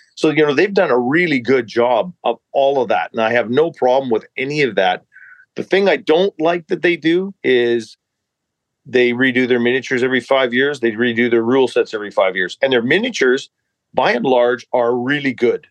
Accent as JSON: {"language": "English", "town": "Armstrong", "region": "British Columbia", "country": "Canada", "tie": "born or raised there", "also_born_or_lived": "Revelstoke, British Columbia", "said": "I grew up in British Columbia, yes, but I was born in uh, uh, a place uh, in the Rocky Mountains, and uh, it's called Revelstoke."}